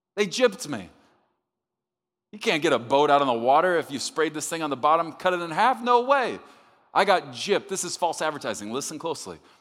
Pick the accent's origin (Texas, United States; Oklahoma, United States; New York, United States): Texas, United States; I'm from Texas